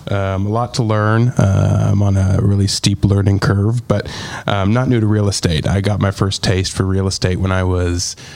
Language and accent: English; Pacific Northwest, Washington, United States; moved away as an adult; now in Nashville, United States; I grew up in the Pacific Northwest.